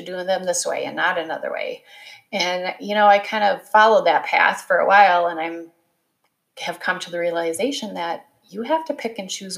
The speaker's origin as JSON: {"language": "English", "region": "Wisconsin", "country": "United States", "tie": "born or raised there", "also_born_or_lived": "Ohio", "said": "I grew up in the Midwest. I am a Wisconsin girl. I was born in Ohio, but we quickly moved to Wisconsin."}